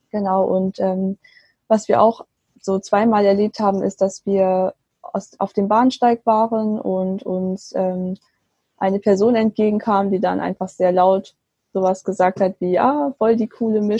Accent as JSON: {"language": "German", "region": "Baden-Württemberg", "country": "Germany", "tie": "born or raised there", "lives_now": "Bonn, Germany", "said": "ich bin aufgewachsen im Schwabenland. Ich lebe jetzt aber mit meinem äh, chinesischen Mann in Bonn"}